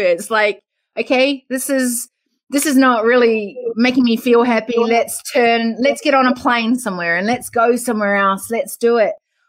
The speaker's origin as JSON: {"language": "English", "country": "Australia", "said": "Which is the worst thing to say to an Australian, right? Where are you from in New Zealand? And so I would laugh because I'd be the foreign"}